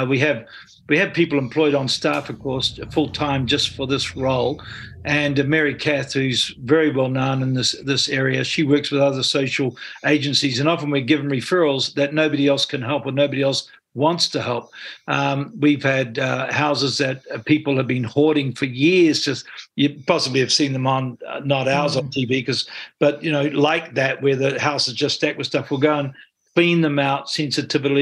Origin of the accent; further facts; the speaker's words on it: Stratford, Taranaki, New Zealand; also born or lived in Hawera; now in Auckland, New Zealand; Brought up in a small town, Stratford, born in Hara.